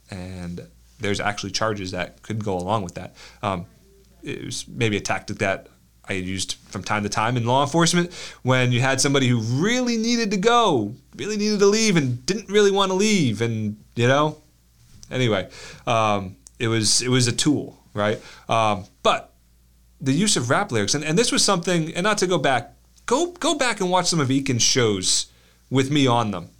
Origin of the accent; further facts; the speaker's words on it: United States; we're American